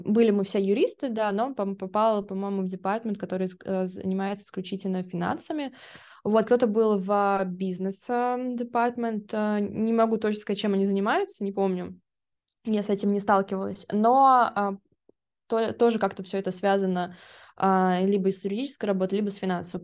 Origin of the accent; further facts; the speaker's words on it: Russia; Я была одна из России